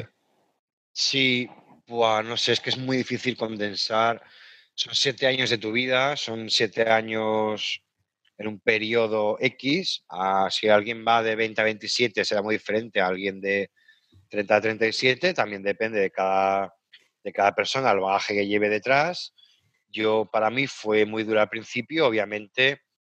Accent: Caspe, Aragon, Spain; moved away as an adult; also born or lived in Liverpool / Horsham; now in England, United Kingdom; yo estaba trabajando de técnico de turismo en, Caspe, en mi pueblo

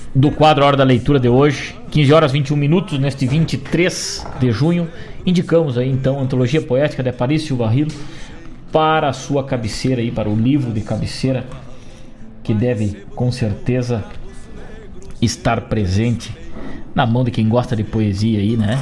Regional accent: Rio Grande do Sul, Brazil; aí da nossa cultura gaúcha

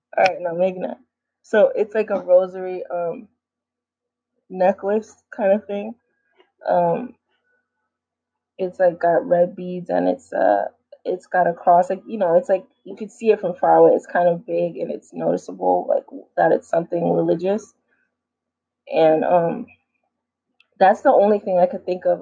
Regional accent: New York City, New York, United States; growing up in New York City

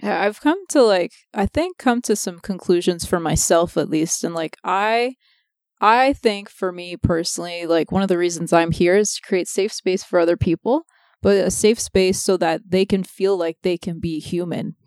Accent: Toronto, Ontario, Canada; We grew up in Toronto

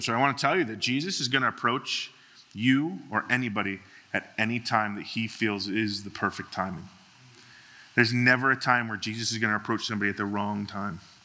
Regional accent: Boston, Massachusetts, United States; moved away; I grew up in, in Boston, Massachusetts

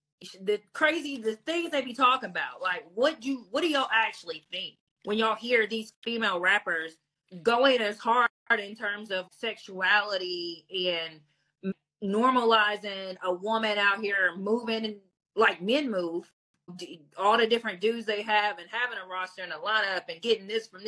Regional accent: Hazard, Kentucky, United States; I grew up in Hazard, Kentucky, like Lily White majority

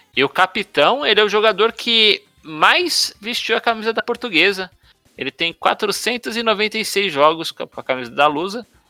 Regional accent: Brazil; nós brasileiros

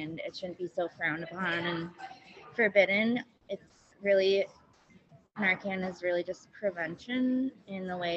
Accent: Milwaukee, Wisconsin, United States; also born or lived in Detroit area, Michigan; moved here when I was younger, so I've lived most of my life here. Live in River West

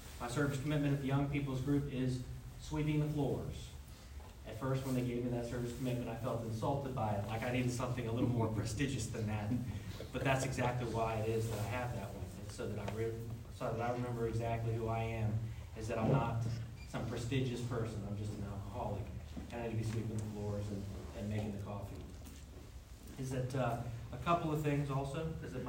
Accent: Jacksonville, Florida, United States; moved away; I'm originally from Jacksonville, Florida

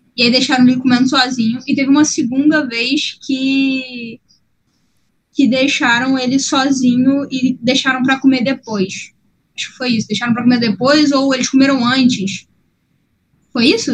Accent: Rio de Janeiro, Brazil; como cariocas

